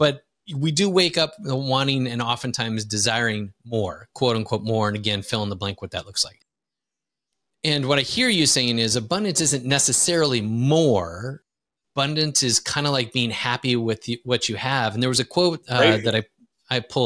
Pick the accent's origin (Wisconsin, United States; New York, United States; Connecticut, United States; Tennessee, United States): Wisconsin, United States; moved away as an adult; now in Lisbon, Portugal; I grew up in Wisconsin